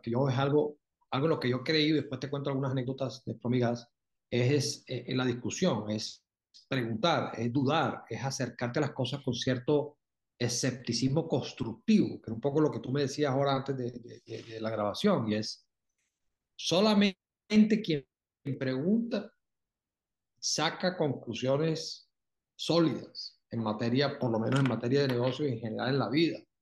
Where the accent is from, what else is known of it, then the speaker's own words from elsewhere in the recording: Barranquilla, Atlántico, Colombia; yo nací en Barranquilla, me crié en Barranquilla